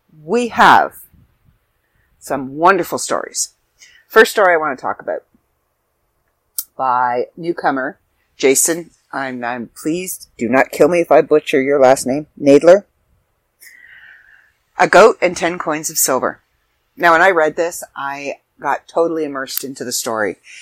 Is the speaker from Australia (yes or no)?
no; Canada; I'm Canadian